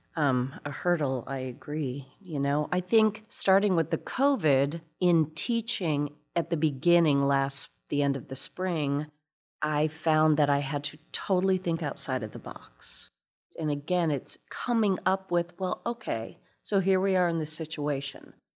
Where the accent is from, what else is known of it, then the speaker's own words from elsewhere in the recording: Fort Wayne, Indiana, United States; moved away; I'm from Fort Wayne, Indiana, and this very ballet school